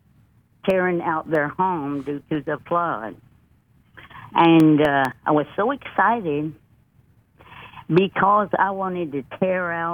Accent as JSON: {"language": "English", "town": "Reddick", "region": "Florida", "country": "United States", "tie": "born or raised there", "also_born_or_lived": "Gulfport, Mississippi", "moved": "yes", "said": "I was born and raised in the great state of Florida, a small town, population"}